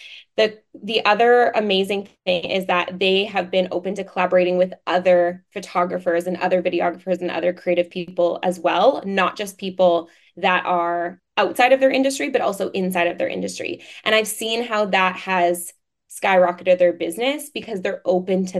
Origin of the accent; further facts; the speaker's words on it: Vancouver, British Columbia, Canada; I'm from Vancouver, Canada